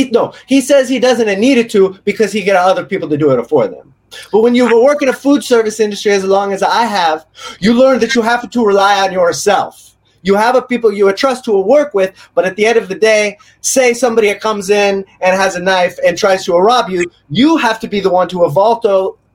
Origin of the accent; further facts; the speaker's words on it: Naples, Campania, Italy; now in Austin, United States; I'm from Naples in Italy, and I came to Austin, Texas, to bring my older country pizza skills uh, to America.